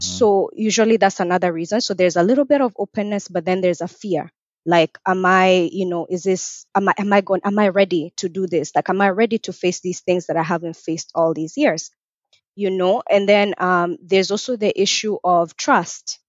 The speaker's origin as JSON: {"language": "English", "country": "Kenya", "tie": "born or raised there", "also_born_or_lived": "North Carolina, United States / Nebraska, United States / Atlanta, Georgia, United States", "moved": "yes", "lives_now": "Richmond, Virginia, United States", "said": "I'm also originally from Kenya. I was born in Kenya and I moved to the U S in two thousand and four."}